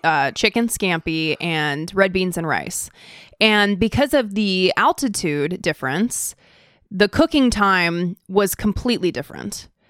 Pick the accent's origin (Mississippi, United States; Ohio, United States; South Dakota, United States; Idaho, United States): Idaho, United States; now in California, United States; I am from Idaho